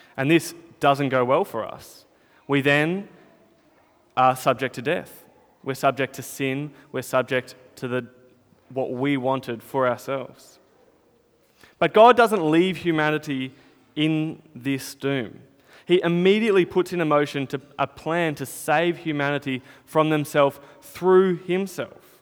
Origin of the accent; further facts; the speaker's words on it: Northern Territory, Australia; now in Melbourne, Australia; when I was growing up in the Territory